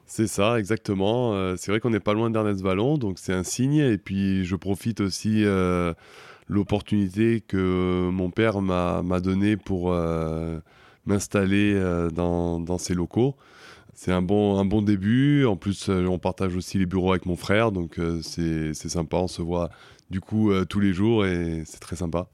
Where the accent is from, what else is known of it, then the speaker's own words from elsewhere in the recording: Paris region, Val-de-Marne, Île-de-France, France; moved away as an adult; now in Toulouse, France; J'ai grandi dans la région parisienne, dans le 94